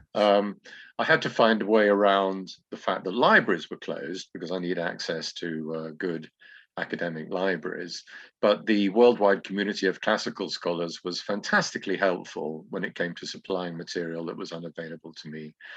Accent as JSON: {"language": "English", "region": "England", "country": "United Kingdom", "moved": "as an adult", "lives_now": "Greece", "said": "I should say English now"}